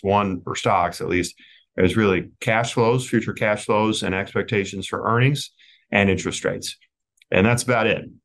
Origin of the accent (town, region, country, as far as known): United States